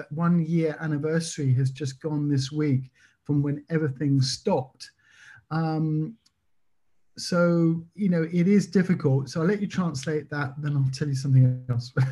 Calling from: Belgium; I live in Belgium. I'm talking from Belgium near France at the moment

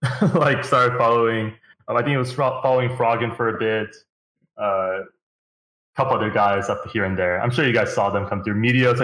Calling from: Houston, Texas, United States; Houston, Texas, man. It's a nice place out here.

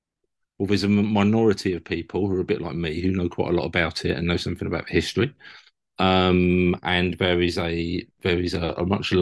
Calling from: London, United Kingdom; From London, East from London.

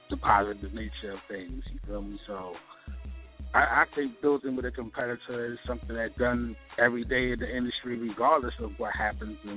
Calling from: Baltimore, Maryland, United States; I'm calling from Baltimore, Maryland, East Side Representative.

